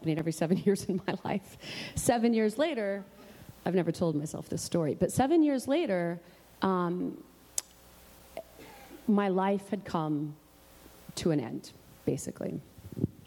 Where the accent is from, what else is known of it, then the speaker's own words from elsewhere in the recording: Oklahoma, United States; moved away as an adult; also born or lived in Los Angeles, California; I'm from Oklahoma